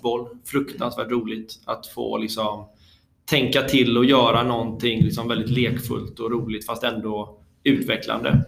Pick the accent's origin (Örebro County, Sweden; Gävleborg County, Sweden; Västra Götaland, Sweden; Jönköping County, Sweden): Västra Götaland, Sweden; Bollebygd; also born or lived in Gothenburg; i Bollebygd där jag är uppvuxen